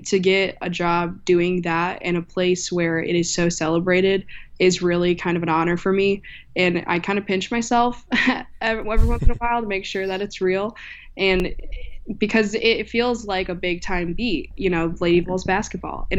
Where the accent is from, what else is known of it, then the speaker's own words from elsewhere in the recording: Michigan, United States; moved away as an adult; now in Knoxville, United States; I'm from Michigan